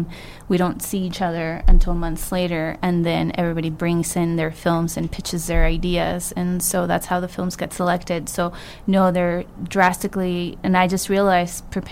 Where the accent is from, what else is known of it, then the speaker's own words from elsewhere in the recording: California, United States; growing up in California